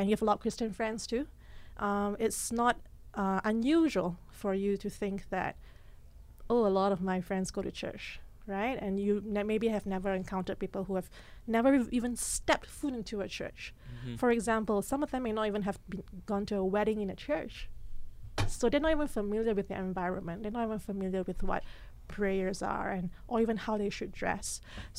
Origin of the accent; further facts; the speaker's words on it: Malaysia; moved away as an adult; also born or lived in Singapore; now in Regina, Canada; I lived in Malaysia for 18 years, spent 9 years in Singapore.